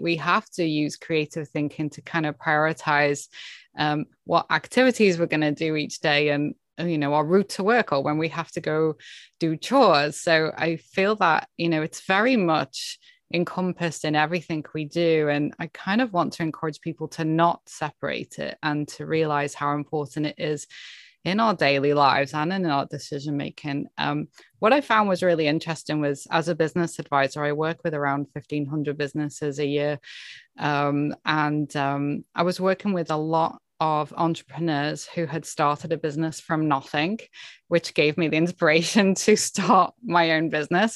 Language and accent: English; Cheshire, North West England, United Kingdom; moved away as an adult; now in Canada; I was born and grew up in, um, Cheshire in the U K, in England